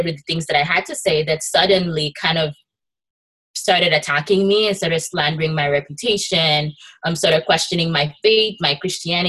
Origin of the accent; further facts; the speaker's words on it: Nigeria; now in United States; I happen to be immigrant and an immigration attorney, but I also am like Nigerian born